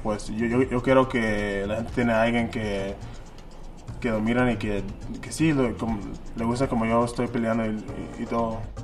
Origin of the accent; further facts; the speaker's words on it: Mexico